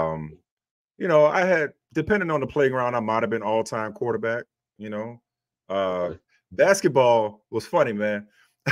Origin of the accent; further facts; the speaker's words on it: New Orleans, Louisiana, United States; I'm the product of that village growing up in New Orleans